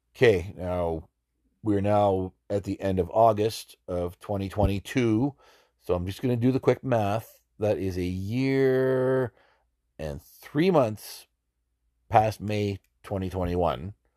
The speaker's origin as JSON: {"language": "English", "region": "Alberta", "country": "Canada", "tie": "born or raised there", "moved": "as an adult", "said": "having been born and raised in Alberta"}